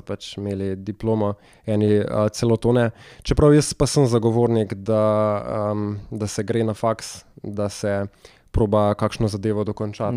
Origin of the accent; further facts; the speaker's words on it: Bela Krajina, Southeast Slovenia, Slovenia; jaz sem iz Bele krajine